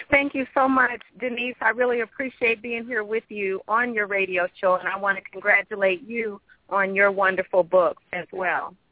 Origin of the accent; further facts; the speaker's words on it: Midwest, United States; also born or lived in Brooklyn, New York / Queens, New York; Well, I was born in Brooklyn, and my family and I lived in Queens actually for several years, and the bulk of my childhood and uh, teenage life was spent in the Midwest.